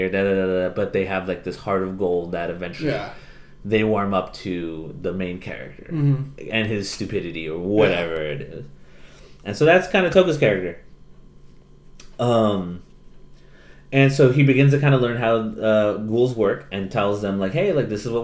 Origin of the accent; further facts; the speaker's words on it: United States; first language English; I'm Mexican-American